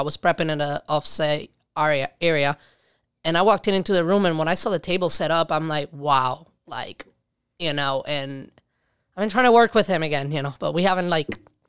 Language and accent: English; Puerto Rico; now in Rochester, United States; I did not grow up in New York City. I grew up in Puerto Rico.